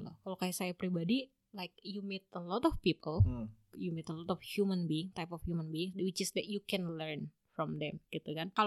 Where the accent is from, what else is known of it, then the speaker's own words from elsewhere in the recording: Indonesia; contohnya kalau kita orang Indo